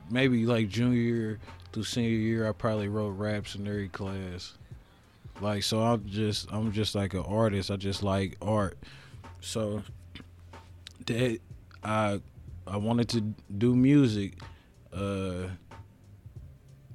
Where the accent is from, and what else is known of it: Indianapolis, Indiana, United States